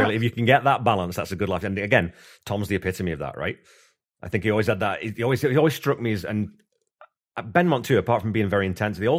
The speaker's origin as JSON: {"language": "English", "region": "England", "country": "United Kingdom", "said": "I'm English"}